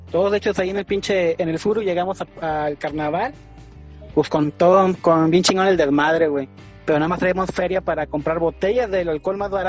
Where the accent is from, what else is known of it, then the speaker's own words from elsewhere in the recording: Tampico, Tamaulipas, Mexico; pues yo soy de aquí de Tampico